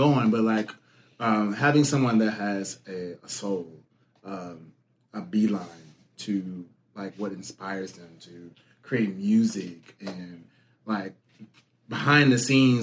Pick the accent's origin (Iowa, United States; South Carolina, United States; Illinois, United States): Illinois, United States; Alsip; I say Chicago, but I'm from the burb